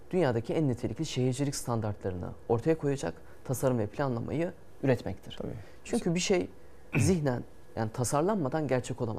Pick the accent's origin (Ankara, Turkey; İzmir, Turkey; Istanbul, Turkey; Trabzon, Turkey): Trabzon, Turkey; Yani ben Trabzonluyum ama Trabzon'da böyle bir iş yapmayı ister belki bir Trabzonlu.